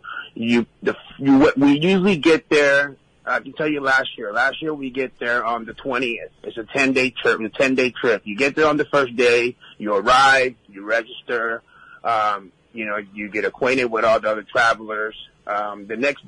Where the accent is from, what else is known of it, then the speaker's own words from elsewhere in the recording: Puerto Rico; moved away; I was born and raised in Puerto Rico